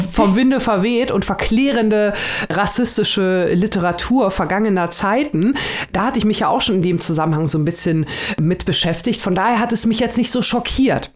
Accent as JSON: {"language": "German", "country": "Germany", "said": "hier bei uns in Deutschland, ähm, ich habe da auch nichts drüber in der Schule gelernt"}